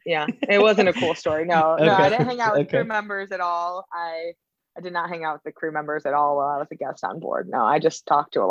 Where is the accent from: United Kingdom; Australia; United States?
United States; Chicago, Illinois; moved away as an adult; also born or lived in Florida; I was born and raised in Chicago, Illinois. Then I moved to Florida for a while.